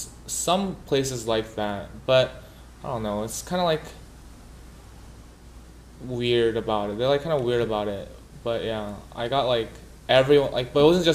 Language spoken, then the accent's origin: English; California, United States; So I'm from California